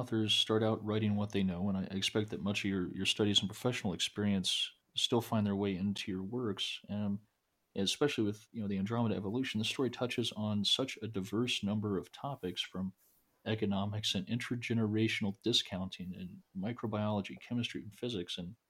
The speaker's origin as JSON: {"language": "English", "region": "New Mexico", "country": "United States", "tie": "born or raised there", "said": "I grew up in New Mexico, and I read a lot of Tony Hillerman"}